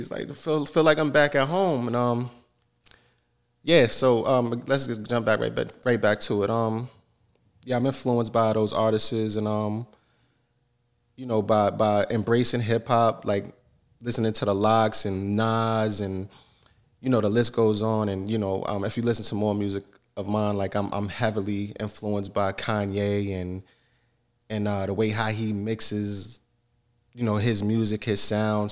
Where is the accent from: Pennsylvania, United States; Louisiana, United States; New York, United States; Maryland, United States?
New York, United States; Yonkers; also born or lived in Saint John, New Brunswick, Canada; now in Canada; I'm born and raised in New York, Yonkers, New York